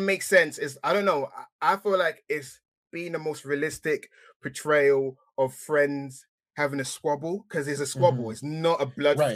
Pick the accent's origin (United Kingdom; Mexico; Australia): United Kingdom; England; accent: English; being English, as you can tell from my accent